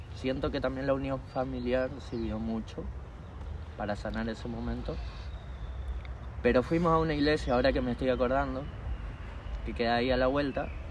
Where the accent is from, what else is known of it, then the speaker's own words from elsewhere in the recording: Corrientes, Argentina; yo soy de Corrientes, toda mi familia de Corrientes